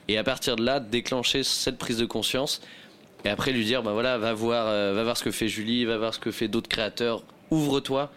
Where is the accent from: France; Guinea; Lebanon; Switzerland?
France; Rouen, Normandy; ma ville natale, Rouen